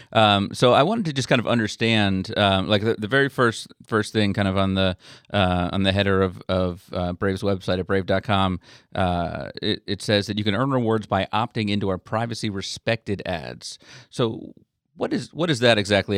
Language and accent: English; St. Augustine, Florida, United States; I grew up in St. Augustine